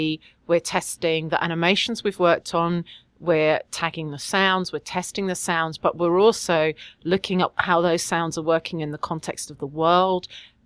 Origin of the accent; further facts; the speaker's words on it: London, United Kingdom; moved away as an adult; also born or lived in Quebec; now in Quebec City, Canada; I am English and I do actually originally come from London